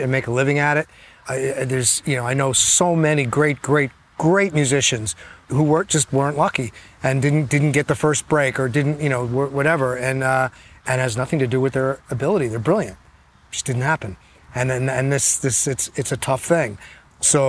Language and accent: English; New Jersey, United States; when I was growing up in New Jersey